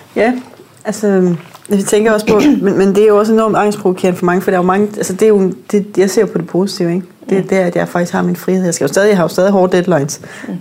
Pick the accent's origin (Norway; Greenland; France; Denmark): Norway; Northern Norway; moved away; jeg er vokset op i Nordnorge, som min far er same, så jeg har hele min familie er samer